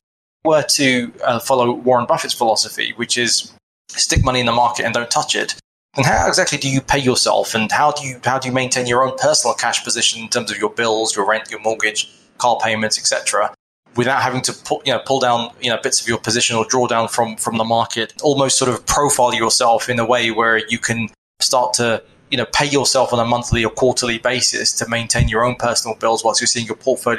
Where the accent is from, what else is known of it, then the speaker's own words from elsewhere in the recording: United Kingdom; I'm from the United Kingdom. I'm only 37 at the moment